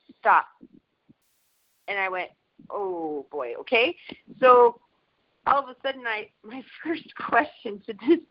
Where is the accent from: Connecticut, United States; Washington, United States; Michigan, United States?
Washington, United States; I'm actually from Washington